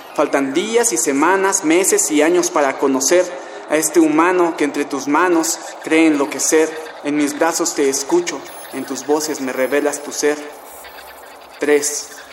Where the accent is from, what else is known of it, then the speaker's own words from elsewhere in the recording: Tlalnepantla, State of Mexico, Mexico; soy de Tlanepantla, Estado de México